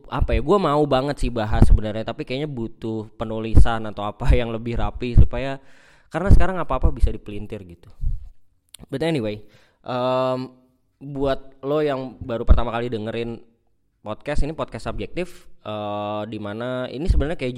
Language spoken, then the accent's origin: Indonesian; Bekasi, West Java, Indonesia; ya gua nggak milih gua orang Bekasi gitu